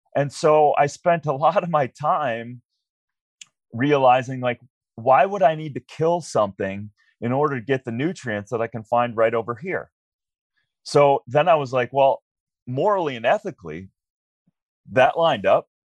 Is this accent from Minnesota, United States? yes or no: yes; Minnesota, United States; I was a regular kid growing up in Minnesota